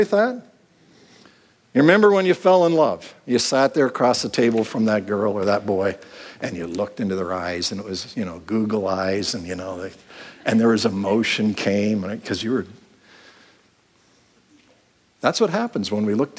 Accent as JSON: {"language": "English", "town": "Clinton", "region": "Ontario", "country": "Canada", "tie": "born or raised there", "said": "I grew up in the Plymouth Brethren movement, the Gospel Halls, and any of you have been in that, it was a very small Gospel Hall in Clinton, Ontario"}